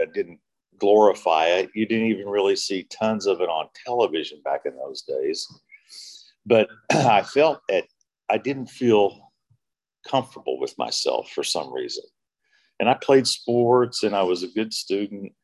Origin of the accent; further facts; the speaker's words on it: Oklahoma City, Oklahoma, United States; moved away; also born or lived in Dallas, Texas; I grew up in Oklahoma City. We later moved up to Dallas, Texas